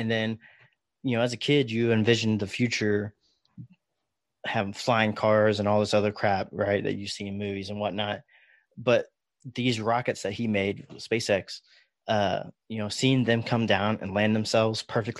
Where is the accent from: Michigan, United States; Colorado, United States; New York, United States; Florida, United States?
Florida, United States; Daytona Beach; I grew up in Florida, Daytona Beach, and seeing space shuttle launches and whatnot as a kid was just like, that was like everyday life in Florida.